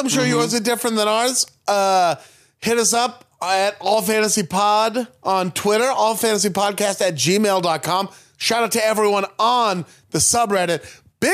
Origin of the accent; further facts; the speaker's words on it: West Coast, United States; we grew up on the West Coast.